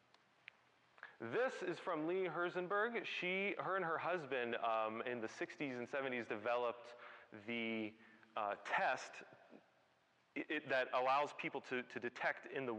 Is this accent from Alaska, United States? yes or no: no; Ohio, United States; moved away; I'm from Ohio